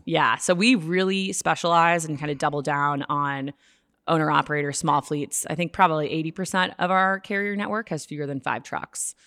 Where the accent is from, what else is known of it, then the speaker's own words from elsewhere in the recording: Boston, Massachusetts, United States; now in Chicago, United States; I'm from Boston originally, but I live in Chicago